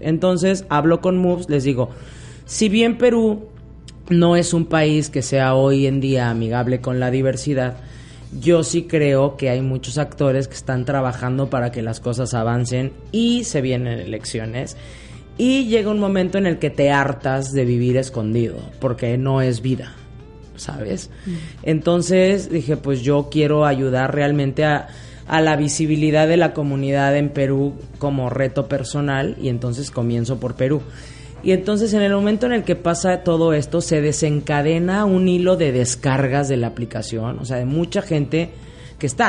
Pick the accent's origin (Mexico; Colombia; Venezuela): Mexico; also born or lived in Spain; Yo nací en España, pero me crié en México desde los 11 meses. Diríamos allá, soy más mexicana que el Chile